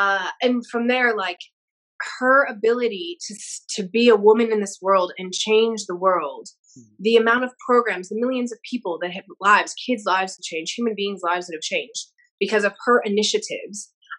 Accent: Chicago, Illinois, United States; also born or lived in Sydney; now in Denver, United States; my random accent. I'm originally from Chicago, but I've lived in Australia for 15 years, Sydney, and now I'm in Denver for about 3 years.

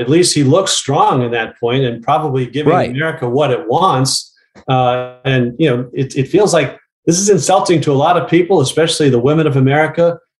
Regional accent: New England, United States; Well, I mean, I grew up in New England. I grew up playing basketball.

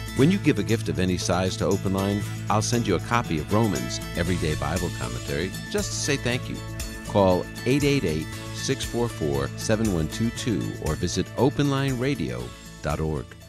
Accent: New England, United States; I'm from New England

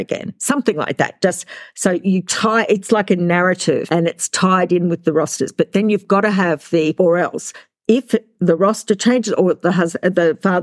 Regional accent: Australia; we're from Australia

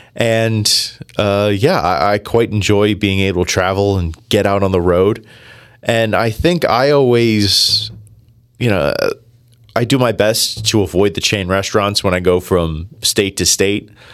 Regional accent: New Jersey, United States; I am from New Jersey. I was born and raised in Jersey

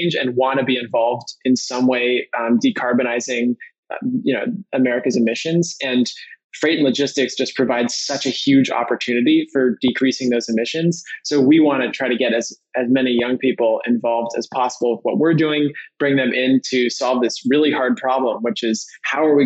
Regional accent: San Francisco, California, United States; I grew up in San Francisco

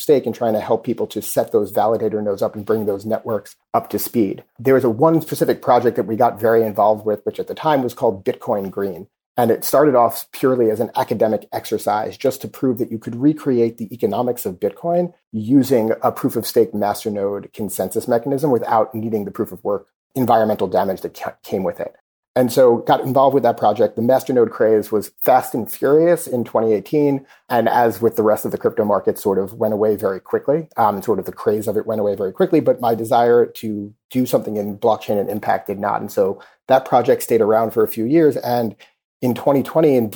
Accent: New York City, New York, United States; I grew up in Queens and I'm a product of the New York City public school system

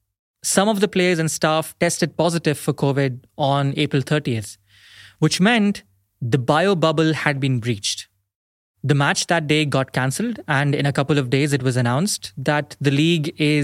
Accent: India; as an Indian

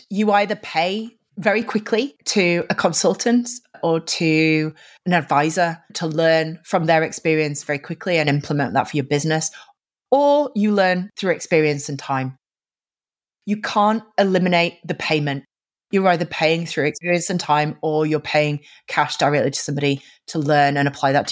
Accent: Yorkshire and the Humber, United Kingdom; now in London, United Kingdom; I'm originally from Yorkshire in the north of England

